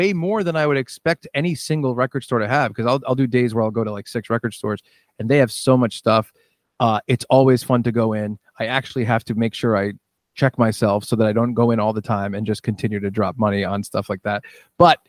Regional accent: Warren, Rhode Island, United States; moved away as an adult; now in New York, United States; I grew up in Warren and I own a house in Warren.

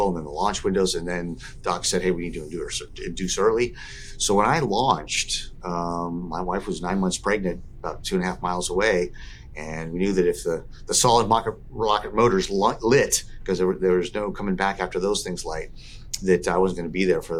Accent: Southern California, United States; as a young kid growing up in Southern California

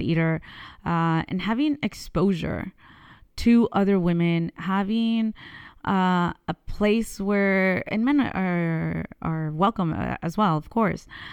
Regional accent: California, United States; moved away as an adult; also born or lived in Mexico; now in France; I was born in, uh, Mexico, but I was raised in California

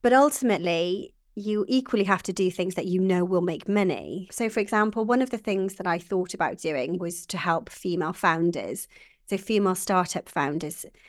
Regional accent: Welsh, Wales, United Kingdom; I am Welsh

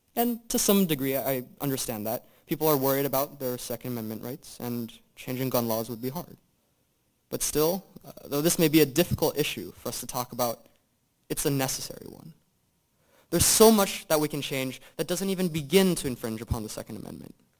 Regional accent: Maryland, United States; my home state of Maryland

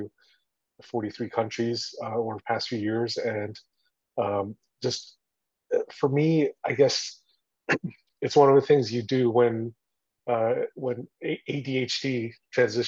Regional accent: Toronto, Ontario, Canada; also born or lived in Taiwan; now in United States; I grew up in Toronto, Canada

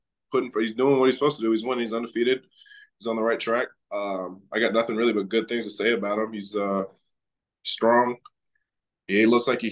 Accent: Iowa, United States; moved away as an adult; now in Florida, United States; I was born in Iowa, raised in Iowa. I moved to Florida 3 years ago, but my whole life I was in Iowa

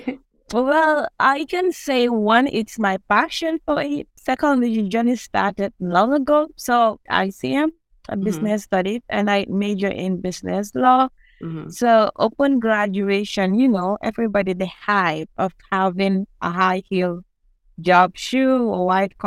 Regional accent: Gambia; I grew up in Latter Kunda Sabiji at the Park of Ferrite. That is the center for spare parts in the Gambia

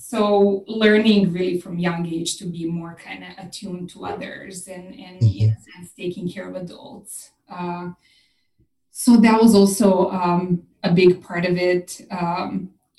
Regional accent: Serbia; moved away as an adult; now in Austin, United States; When I was about 21, I left Serbia, my home country, to work on a cruise ship

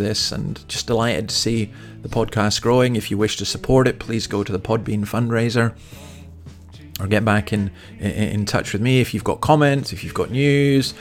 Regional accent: Moray Firth, Scotland, United Kingdom; I was brought up in the Murray Firth

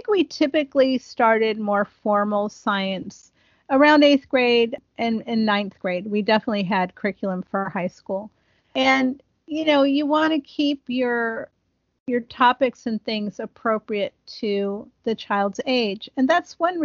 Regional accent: Ohio, United States; I grew up in Ohio, and there's a tree called the buckeye tree

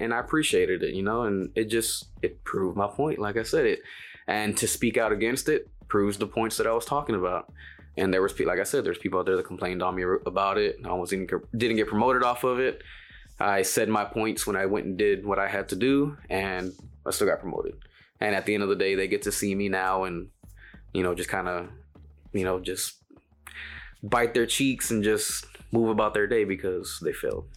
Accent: Dallas, Texas, United States; I'm born and raised in Oak Cliff.

